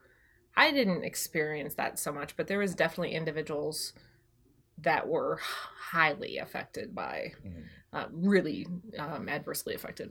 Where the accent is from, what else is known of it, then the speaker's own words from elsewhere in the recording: Wisconsin, United States; moved away; I grew up in Wisconsin